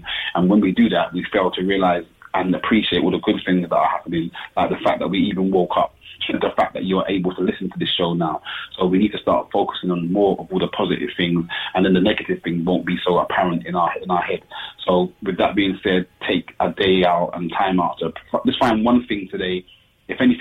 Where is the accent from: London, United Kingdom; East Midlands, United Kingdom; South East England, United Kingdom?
South East England, United Kingdom; Kent; me growing up in Kent